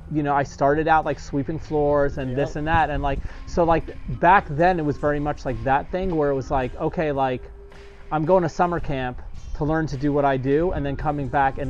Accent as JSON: {"language": "English", "region": "New York", "country": "United States", "said": "I'm a New Yorker"}